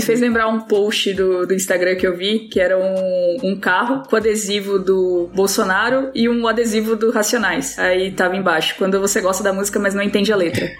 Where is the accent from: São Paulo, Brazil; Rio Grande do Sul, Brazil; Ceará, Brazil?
São Paulo, Brazil; moved away as an adult; Eu cresci no Capão